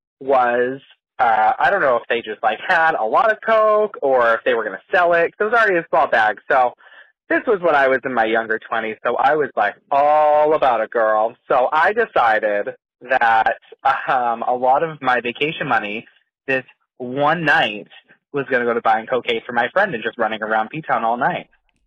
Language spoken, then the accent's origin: English; Boston, Massachusetts, United States